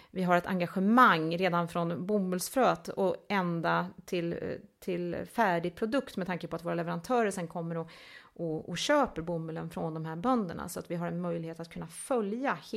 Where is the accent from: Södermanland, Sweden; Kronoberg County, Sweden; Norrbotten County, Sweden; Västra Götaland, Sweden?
Kronoberg County, Sweden; Älmhult; Vi kom ju från, eh, från Älmhult